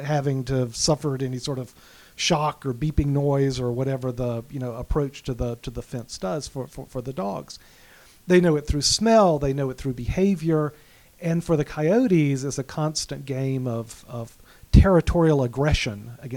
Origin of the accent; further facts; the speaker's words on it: Alabama, United States; also born or lived in Manhattan, New York; now in Fairfield County, Connecticut, United States; my wife's from Texas. I'm from Alabama